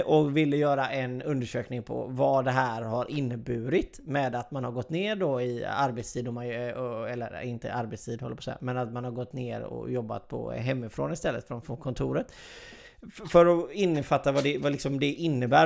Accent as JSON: {"language": "Swedish", "country": "Sweden", "said": "vi är svenskar"}